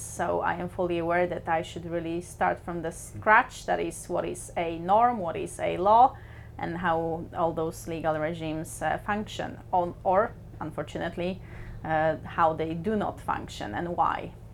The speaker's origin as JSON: {"language": "English", "country": "Poland", "tie": "born or raised there", "also_born_or_lived": "New Zealand", "moved": "as an adult", "lives_now": "Bergen, Norway", "said": "I was born in Poland but I work as an international lawyer, so I travel the world"}